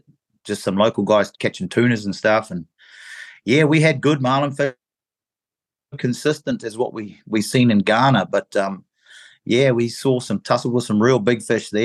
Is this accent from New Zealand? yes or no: yes; New Zealand; moved away as an adult; also born or lived in England / Cape Verde; I was born in England, and when I was one, we turned up in New Zealand and immigrated to New Zealand. So I'm a bit of a mixture, but spent all my life pretty much in New Zealand